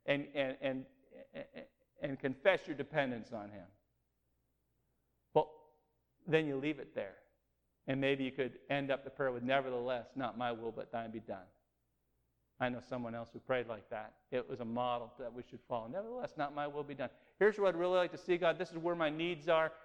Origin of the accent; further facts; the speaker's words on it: New England, United States; we grew up in New England